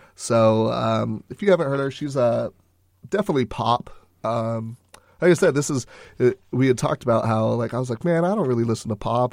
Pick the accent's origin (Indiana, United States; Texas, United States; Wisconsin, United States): Texas, United States